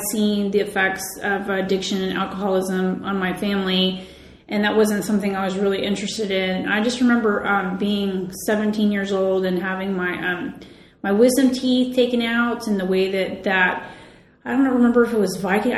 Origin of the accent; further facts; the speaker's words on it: West Chester, Ohio, United States; moved away; also born or lived in San Francisco; I am from a part of Ohio, Westchester, Ohio. When I was growing up, it was a rural area